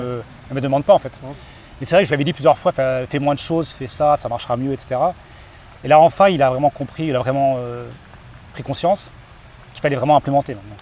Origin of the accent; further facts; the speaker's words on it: Caen, Normandy, France; moved away; also born or lived in Japan; je suis originaire de Normandie, Caen